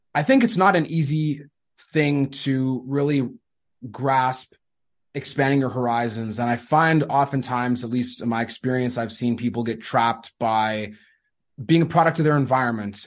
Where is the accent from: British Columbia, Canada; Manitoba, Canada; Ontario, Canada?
Manitoba, Canada; I'm from Canada